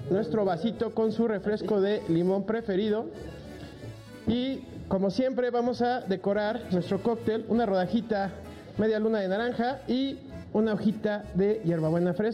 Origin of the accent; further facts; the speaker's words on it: Culiacán, Sinaloa, Mexico; Es que somos de Culiacán, así nos educaron.